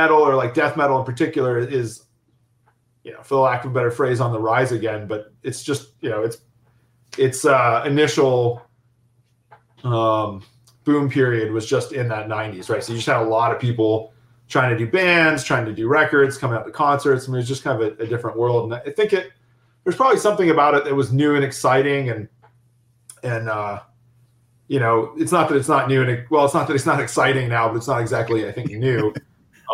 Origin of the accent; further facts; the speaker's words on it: East Coast, United States; moved away; also born or lived in Florida; I was from the East Coast, kind of in the middle of nowhere, and we had a vibrant but small music scene in the '90s